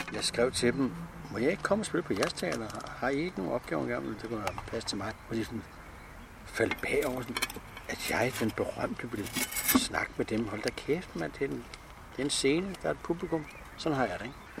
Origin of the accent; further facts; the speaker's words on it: Frederiksberg, Capital Region of Denmark, Denmark; also born or lived in Helsinge; Jeg er født på Frederiksberg